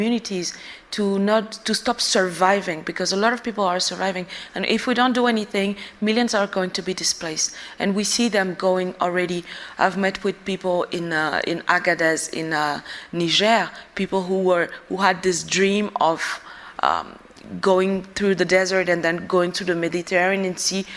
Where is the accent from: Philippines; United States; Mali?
Mali; Bamako; I was born and I grew up in the capital of Mali